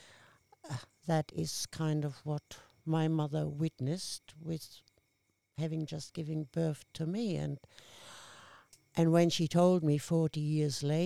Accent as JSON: {"language": "English", "town": "Randersacker", "region": "Bavaria", "country": "Germany", "tie": "born or raised there", "also_born_or_lived": "Hamburg, Germany / Würzburg, Germany", "second_language": "English", "moved": "as an adult", "lives_now": "Central Coast, Australia", "said": "I started growing up in Randersacker, and then when I was 12, I was moved to Hamburg, which is North Germany"}